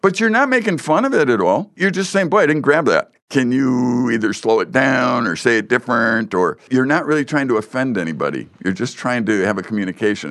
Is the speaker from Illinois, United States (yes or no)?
yes; Chicago, Illinois, United States; I grew up in, uh, the Chicago area